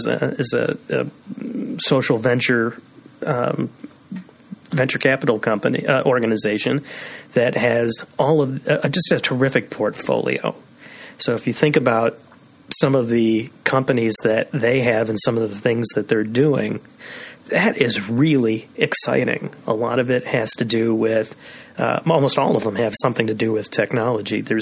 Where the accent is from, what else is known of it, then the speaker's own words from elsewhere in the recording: Skokie, Illinois, United States; growing up in Skokie